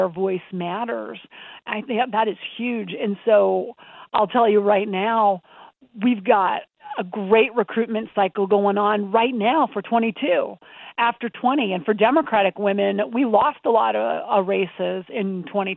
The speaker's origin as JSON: {"language": "English", "region": "Montana", "country": "United States", "tie": "born or raised there", "said": "I grew up in Montana"}